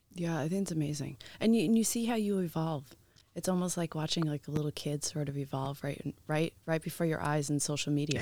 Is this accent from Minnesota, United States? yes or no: no; New York, United States; I'm originally from New York